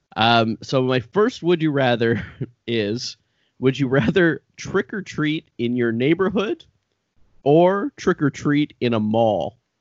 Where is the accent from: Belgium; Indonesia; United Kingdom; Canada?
Canada; Brockville, Ontario; I grew up in Brockville